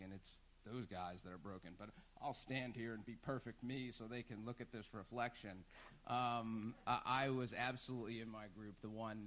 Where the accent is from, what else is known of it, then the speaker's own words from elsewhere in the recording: New Jersey, United States; moved away; I am from New Jersey